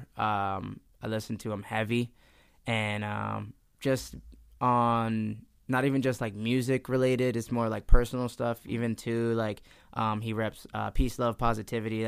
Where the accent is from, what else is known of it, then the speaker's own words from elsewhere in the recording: Easton, Pennsylvania, United States; also born or lived in New Jersey; I was born in New Jersey, but I moved out in Easton when I was, like, 5